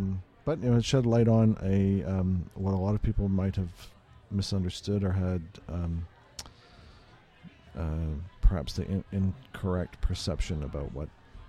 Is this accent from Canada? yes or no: yes; Oshawa, Ontario, Canada; now in Toronto, Canada; I'm originally from Oshawa.